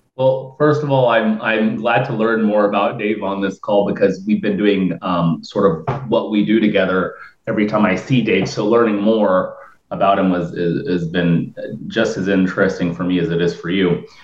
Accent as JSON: {"language": "English", "town": "New Port Richey", "region": "Florida", "country": "United States", "tie": "born or raised there", "said": "I'm from Newport Richey. I'm I'm of Lebanese"}